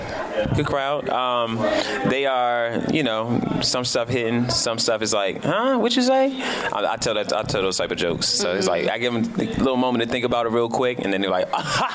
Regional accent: Washington, District of Columbia, United States; also born or lived in Silver Spring, Maryland; now in California, United States; I need to go back to D.C. I'm from D.C.

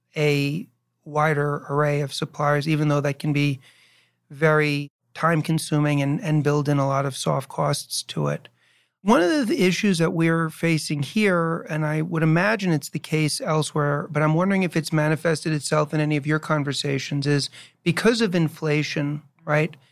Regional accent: New York, United States; also born or lived in Chicago; now in New Jersey, United States; I was born and raised in New York and I lived in Chicago for five years

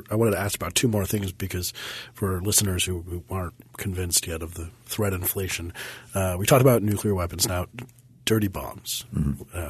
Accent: Denver, Colorado, United States; But because I'm from Denver

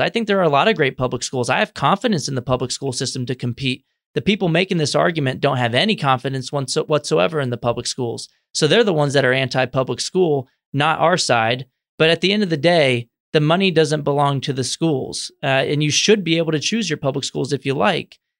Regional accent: San Antonio, Texas, United States; moved away as an adult; now in Washington, D.C., United States; I grew up in Texas, in San Antonio, where I went to government schools the entire time

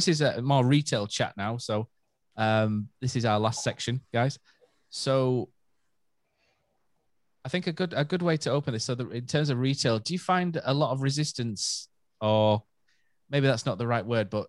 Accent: Yorkshire and the Humber, United Kingdom; we're from Yorkshire, aren't we?

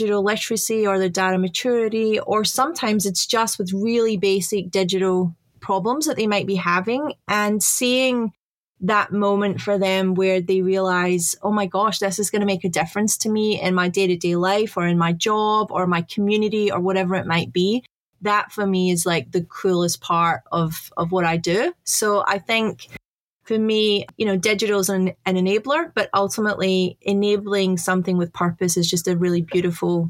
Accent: Glasgow, Scotland, United Kingdom; now in Australia; I was born in Scotland. So I was born in Glasgow

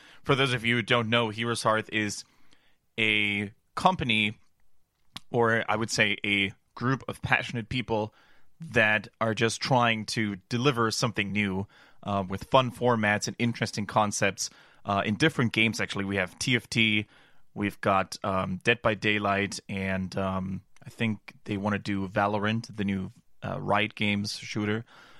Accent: Germany; accent: German; English is a second language; also born or lived in Canada; No, I'm born and raised in Germany, but I did spend a lot of time in Canada during my studies, during my university time.

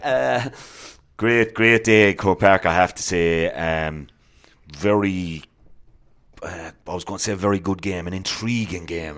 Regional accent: Clare, Munster, Ireland; I'm a pro clear man.

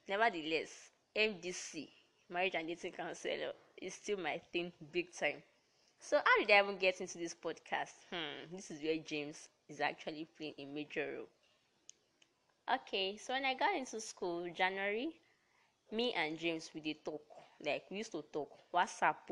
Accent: Delta, Nigeria; I hail from Delta State

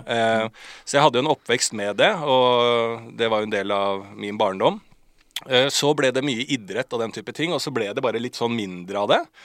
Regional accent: Bærum, Akershus, Norway; på liksom Bærums Verk, Rykken-området der jeg vokste opp

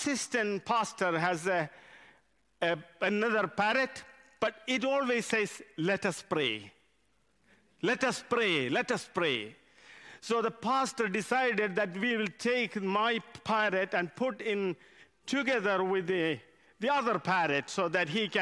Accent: India; English is a second language; moved away as an adult; now in United Kingdom; I come from India. English is my second language.

